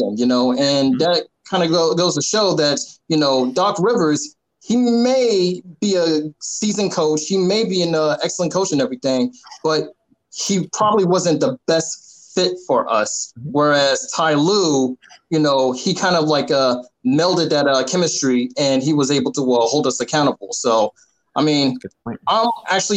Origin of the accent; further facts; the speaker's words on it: Inglewood, California, United States; I'm originally from Inglewood, California